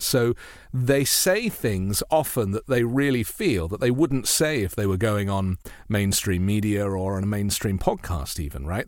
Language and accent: English; United Kingdom; moved away as an adult; now in United States; I'm a British journalist. I've been in the US for seven years